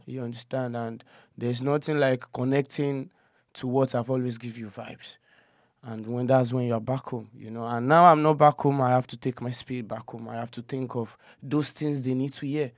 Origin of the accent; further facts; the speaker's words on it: Okokomaiko, Lagos, Nigeria; I'm from Okoko, Nigeria.